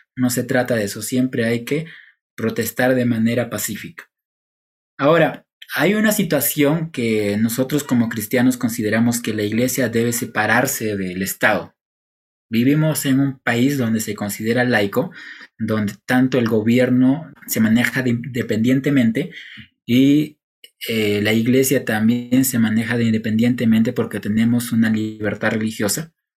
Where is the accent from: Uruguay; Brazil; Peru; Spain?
Peru; cumplimos como ciudadanos peruanos